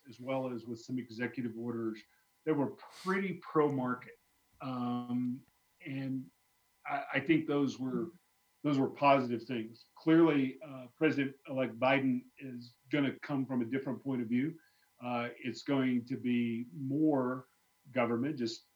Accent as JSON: {"language": "English", "region": "Arkansas", "country": "United States", "tie": "born or raised there", "moved": "yes", "said": "I grew up in Arkansas early on"}